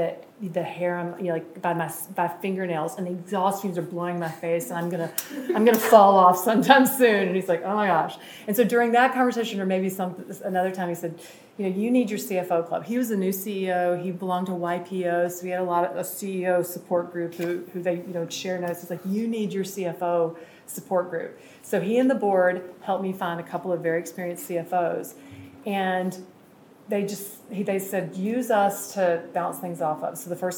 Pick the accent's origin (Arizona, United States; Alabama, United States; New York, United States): Alabama, United States; Birmingham; I'm from Birmingham, Alabama, by the way.